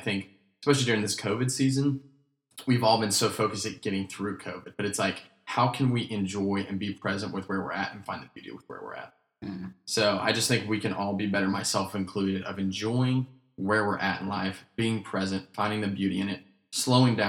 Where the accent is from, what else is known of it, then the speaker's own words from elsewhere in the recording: Asheville, North Carolina, United States; moved away; So we grew up in Asheville, North Carolina